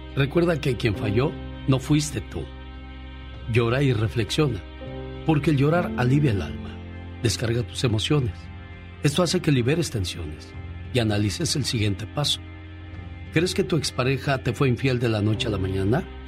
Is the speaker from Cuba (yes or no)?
no; Michoacán, Mexico; moved away; Un día salí de Michoacán, pero Michoacán nunca salió de mí.